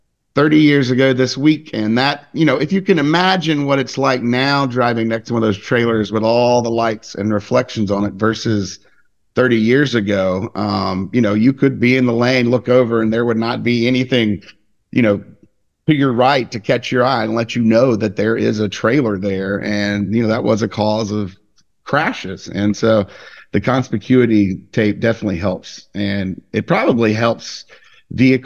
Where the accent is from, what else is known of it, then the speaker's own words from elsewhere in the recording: Mississippi, United States; my hometown in Mississippi, probably around 35, 40,000 people